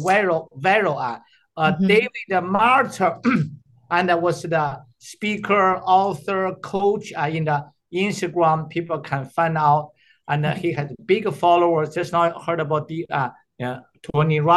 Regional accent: China; moved away; also born or lived in Canada; I'm the doctor from China.

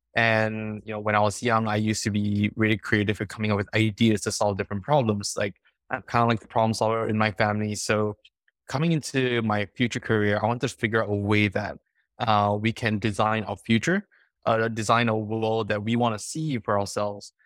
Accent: Singapore; now in California, United States; I come from Singapore.

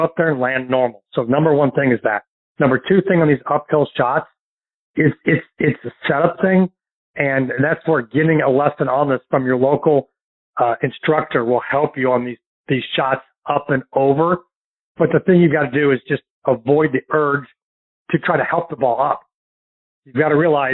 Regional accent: St. Louis, Missouri, United States; now in Destin, Florida, United States; my hometown of St. Louis

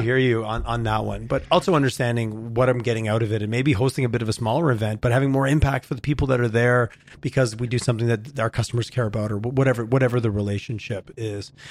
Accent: Montreal, Quebec, Canada; now in Calgary, Canada; I grew up in Quebec, so I like to take shots at Toronto when I can. I grew up in Montreal

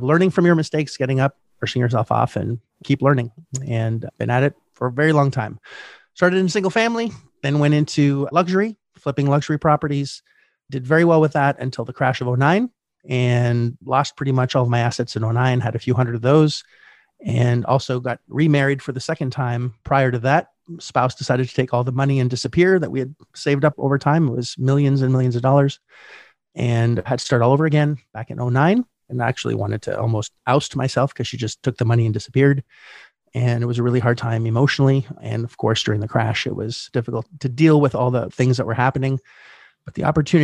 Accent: Canada; I was born in Canada in 1972

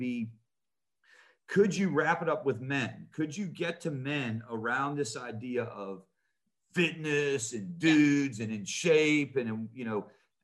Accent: Pittsburgh, Pennsylvania, United States; I grew up in Pittsburgh, Pennsylvania.

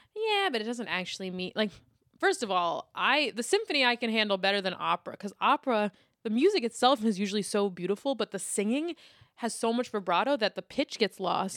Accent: New York City, New York, United States; I grew up in Lower Manhattan

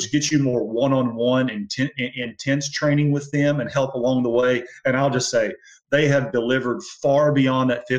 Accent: Alabama, United States; I'm from Alabama

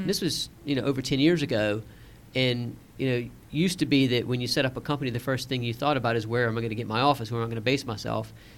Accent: Savannah, Georgia, United States; moved away as an adult; also born or lived in Washington, D.C.; now in London, United Kingdom; I'd left my hometown of Savannah, Georgia

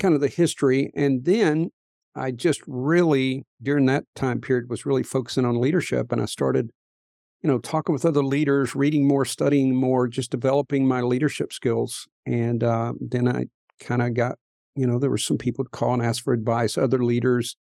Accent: Appalachian coal fields, United States; moved away; I grew up in the Appalachian coal fields

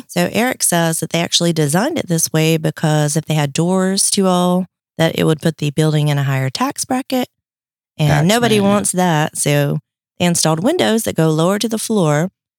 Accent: North Carolina, United States; now in Tybee Island, United States; the small town we grew up in North Carolina, very small.

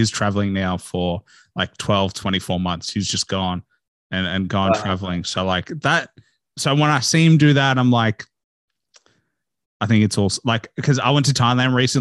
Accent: Australia; growing up in Australia

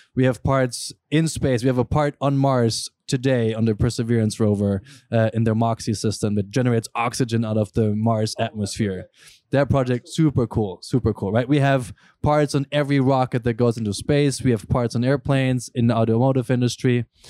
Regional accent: Germany; moved away; I grew up in Germany

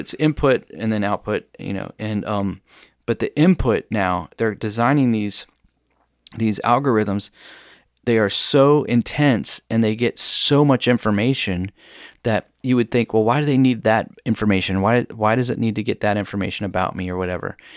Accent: United States; as an American

